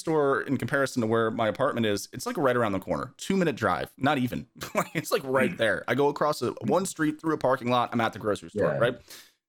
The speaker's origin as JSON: {"language": "English", "region": "New Jersey", "country": "United States", "tie": "born or raised there", "said": "I grew up in New Jersey. I spent a lot of time in New York."}